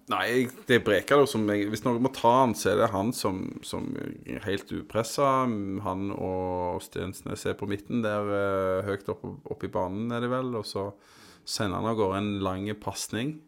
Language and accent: Norwegian; Tananger, Rogaland, Norway; Jeg vokste opp på Tananger